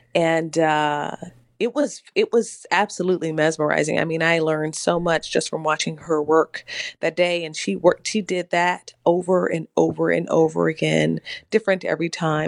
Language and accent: English; Mississippi, United States; also born or lived in Tennessee; now in New York, United States; As you know, I'm from Mississippi